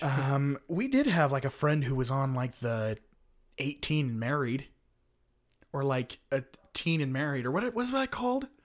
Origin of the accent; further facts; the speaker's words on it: Utah, United States; here in my hometown